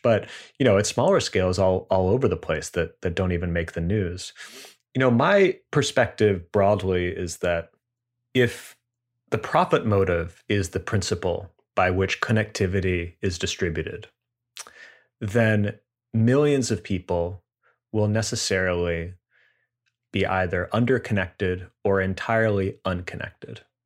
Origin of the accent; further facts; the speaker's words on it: United States; as an American